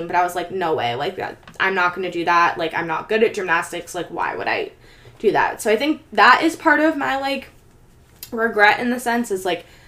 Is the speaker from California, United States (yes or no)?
yes; Bay Area, California, United States; growing up in the Bay Area